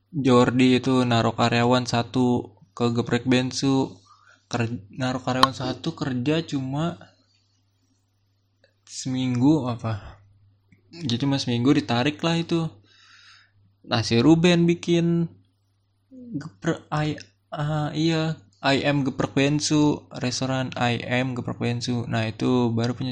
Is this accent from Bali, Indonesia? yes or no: no; Tangerang, Banten, Indonesia; dari SMA gue tinggal di Tangerang SD SMP gue di Tangerang SMA gue mau nyobain di Jakarta